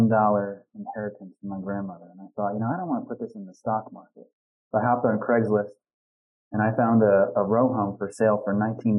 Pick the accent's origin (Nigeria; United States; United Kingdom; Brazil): United States; Western Pennsylvania; I grew up in Western Pennsylvania.